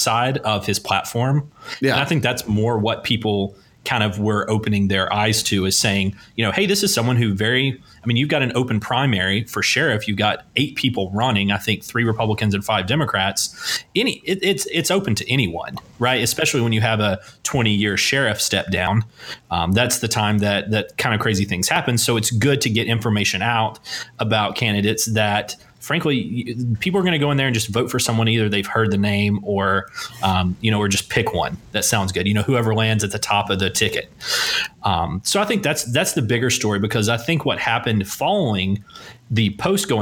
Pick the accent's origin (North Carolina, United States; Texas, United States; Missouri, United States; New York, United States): North Carolina, United States; Asheville; I'm from Buncombe County